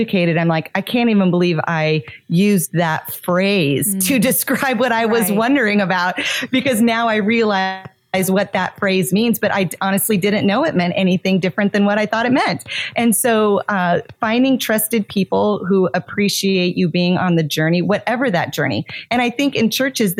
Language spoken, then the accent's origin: English; Montana, United States; now in South Florida, United States; I grew up in Montana, but now I live in South Florida